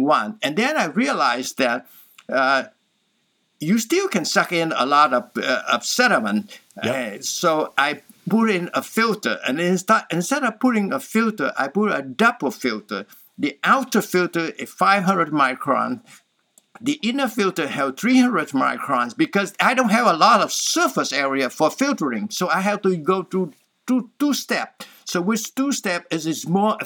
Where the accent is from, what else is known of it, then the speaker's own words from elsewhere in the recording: Southern Vietnam, Vietnam; moved away; I'm from Vietnam, so we're from the south